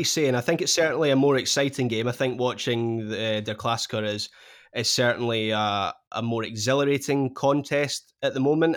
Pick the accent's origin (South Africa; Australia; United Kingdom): United Kingdom; Scotland; being a Scot